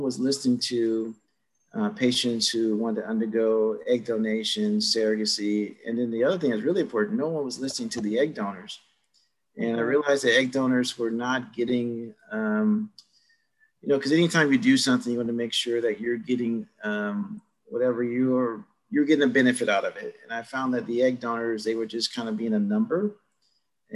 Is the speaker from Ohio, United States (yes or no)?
yes; Cleveland, Ohio, United States; moved away as an adult; also born or lived in Los Angeles; I grew up in Cleveland, Ohio